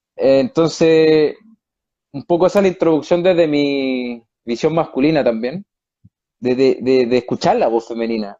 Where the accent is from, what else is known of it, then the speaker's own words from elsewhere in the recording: Chile; moved away as an adult; now in Spain; estoy en España, soy chileno, pero llevo cuatro años y medio en Europa